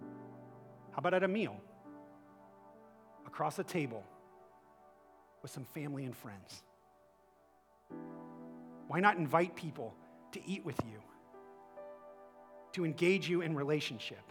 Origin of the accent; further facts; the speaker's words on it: Akron, Ohio, United States; I'm from Akron